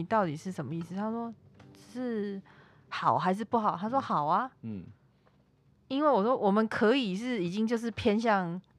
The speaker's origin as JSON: {"language": "Chinese", "country": "Taiwan", "first_language": "Taiwanese Hokkien", "second_language": "Chinese", "said": "我用台语就是讲台语长大的人"}